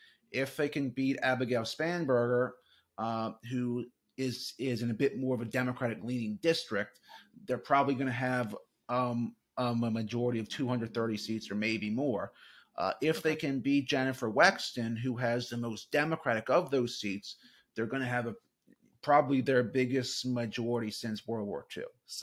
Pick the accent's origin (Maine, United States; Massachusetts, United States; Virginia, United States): Virginia, United States; You know, watch the state of Virginia. You know, not to be selfish and tout my home state, but you know, we have a few congressional races here